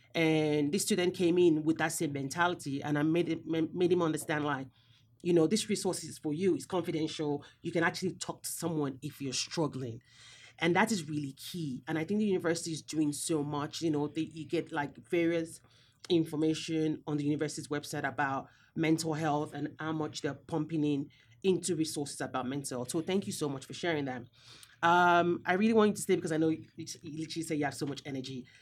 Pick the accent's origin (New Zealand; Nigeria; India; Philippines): Nigeria; I'm also Nigerian as well